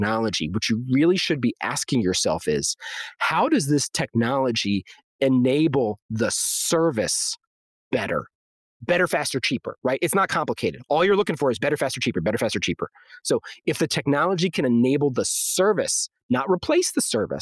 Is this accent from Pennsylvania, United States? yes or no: no; Maryland, United States; moved away as an adult; also born or lived in Illinois / Baltimore / Dallas-Fort Worth; I grew up in Maryland